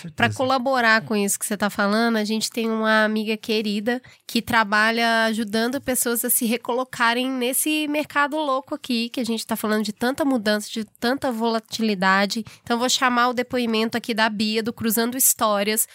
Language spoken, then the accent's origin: Portuguese; Brazil; a gente é brasileiro